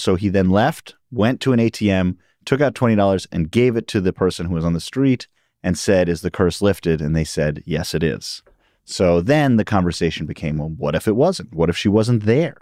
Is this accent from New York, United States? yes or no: yes; New York City, New York, United States; I grew up in Queens and Upper West Side of Manhattan